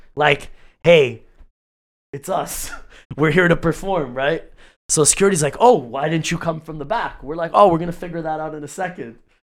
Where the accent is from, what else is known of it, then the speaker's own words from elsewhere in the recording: Canada; Growing up in Canada